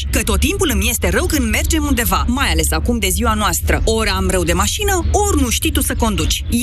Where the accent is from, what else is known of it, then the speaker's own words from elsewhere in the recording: Craiova, Dolj, Romania; Da, din Craiova venim.